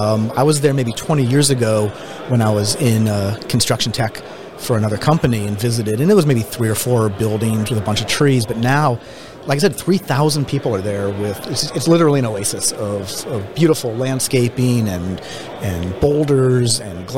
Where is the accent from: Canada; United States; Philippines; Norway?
United States; St. Louis, Missouri; I grew up in St. Louis, Missouri.